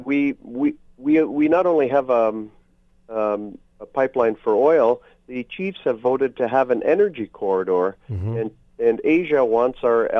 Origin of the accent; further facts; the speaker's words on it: Canada; as a Canadian